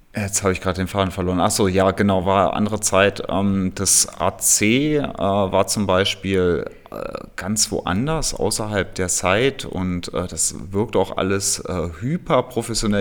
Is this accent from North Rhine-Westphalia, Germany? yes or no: no; Hameln, Lower Saxony, Germany; now in Berlin, Germany; in meiner Heimat äh, in Hameln, da ist es ja auch alles ein bisschen ländlicher